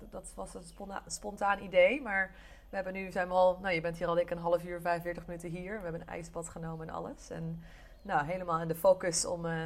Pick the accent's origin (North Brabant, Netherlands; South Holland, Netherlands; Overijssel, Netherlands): North Brabant, Netherlands; Eindhoven; Ik kom oorspronkelijk uit Eindhoven, eh, dus eh, geboren en ehm, getogen Brabant, al hoor je dat niet echt terug.